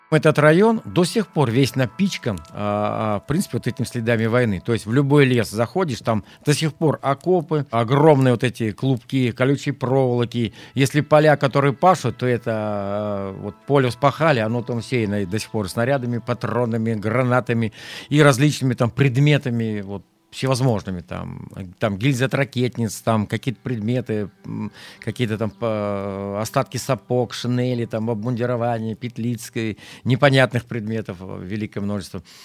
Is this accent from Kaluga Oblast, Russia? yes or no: yes; Zhizdrinsky District, Kaluga Oblast, Russia; Я родился в Жиздринском районе Калужской области, в простой крестьянской семье, деревня Верхняя Ашкова